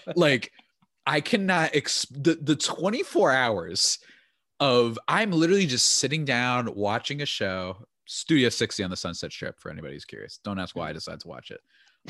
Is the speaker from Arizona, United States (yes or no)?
no; New Jersey, United States; I'm from New Jersey